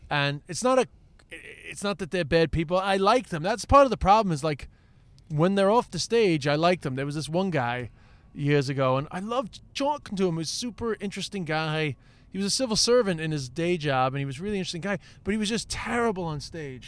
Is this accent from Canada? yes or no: no; United States; now in Ireland; I'm American, but I live in Ireland